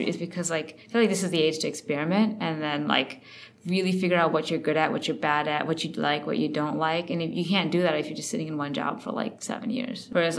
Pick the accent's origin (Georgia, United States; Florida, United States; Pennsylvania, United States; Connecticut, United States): Connecticut, United States; born there; also born or lived in India; I kind of grew up in a lot of different places. I was born in Connecticut. Then I actually lived in India for 4 years when I was 4 to 8.